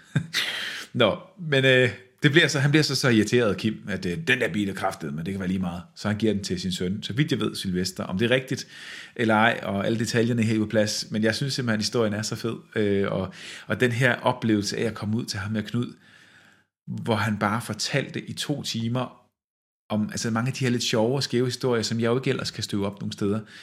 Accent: West Jutland, Central Denmark Region, Denmark; jeg er faktisk selv fra Vestjylland

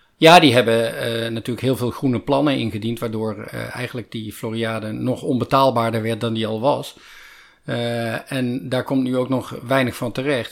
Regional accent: Netherlands; ik ben een Nederlander

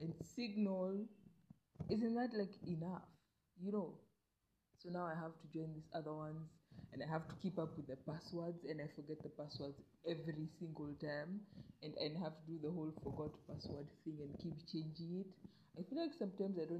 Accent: Kenya; I'm a Kenyan

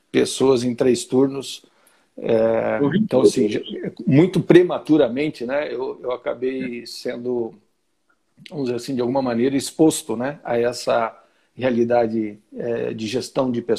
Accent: Santo André, São Paulo, Brazil; Na região do ABC Paulista, sou de Santo André. Tenho 58 anos.

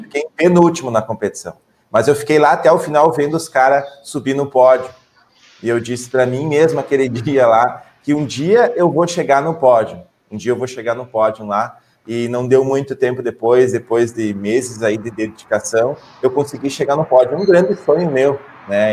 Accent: Ibirubá, Rio Grande do Sul, Brazil; eu fui criado pelos meus pais aqui no interior do Rio Grande do Sul, na cidade de Birubá

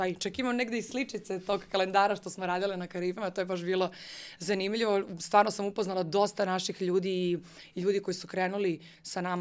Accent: Niš, Nišava District, Serbia; moved away; ja sam živala u Nišu, pošto sam rodom iz Niša

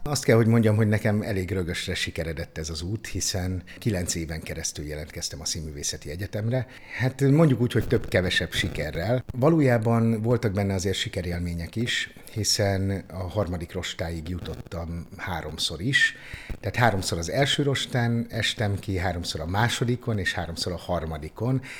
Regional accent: Onga, Borsod-Abaúj-Zemplén, Hungary; now in Szeged, Hungary; Akkoriban ott az Ongai Általános Iskolába, Onga városa, ahol én születtem

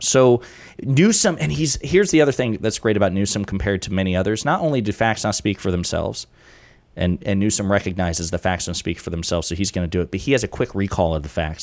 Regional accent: rural Kentucky, United States; I grew up in Kentucky, in rural Kentucky

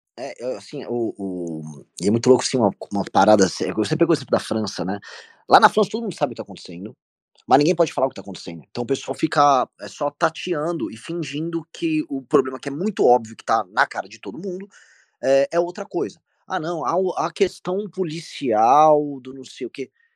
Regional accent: Brazil; eu sou brasileiro, não sou europeu

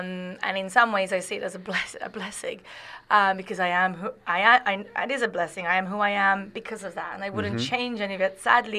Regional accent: Saudi Arabia; I always say I really love Saudi, because I grew up so much in Saudi Arabia.

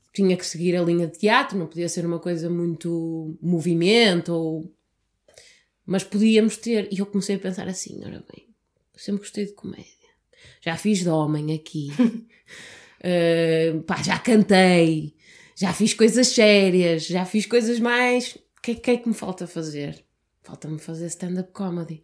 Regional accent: Porto, Norte, Portugal; Eu sou mesmo, sou mesmo do Porto.

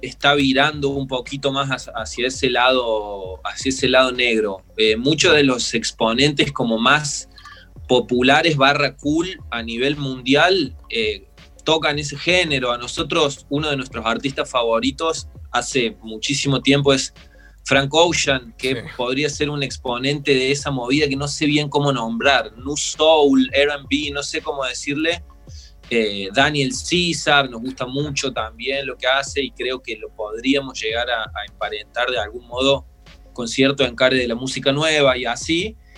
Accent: Río Tercero, Córdoba, Argentina; now in Córdoba, Argentina; Nosotros somos de Río Tercero, no de Córdoba Capital.

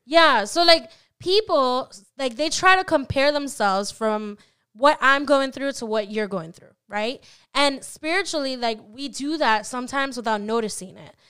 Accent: Orlando, Florida, United States; At least where I was raised, I was raised in Orlando

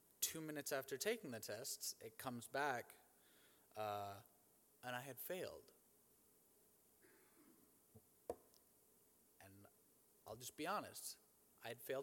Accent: Cleveland, Ohio, United States; I'm from Cleveland, Ohio, and I'm the son of a pastor

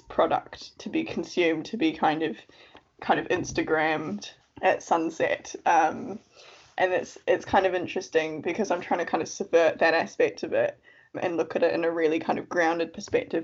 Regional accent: New Zealand; moved away as an adult; also born or lived in United Kingdom; now in Cambridge, United Kingdom; I am from New Zealand. I've been living in the UK for about 6 or 7 years now.

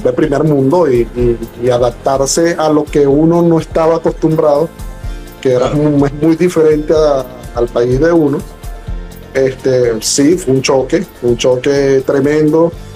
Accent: Venezuela; moved away as an adult; now in United States; soy venezolano, eh, emigrado eh, de, mi país por las circunstancias que conocemos

